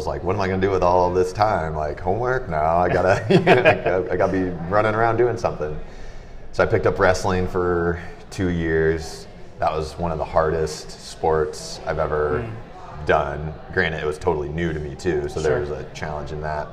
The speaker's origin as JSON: {"language": "English", "town": "Fort Wayne", "region": "Indiana", "country": "United States", "tie": "born or raised there", "said": "I'm born and raised in Fort Wayne"}